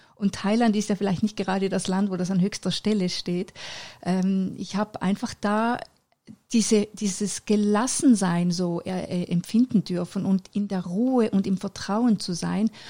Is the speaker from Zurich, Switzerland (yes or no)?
yes; Männedorf, Zurich, Switzerland; fünf Jahre später bin ich dann auf die Welt gekommen in der Schweiz in Männedorf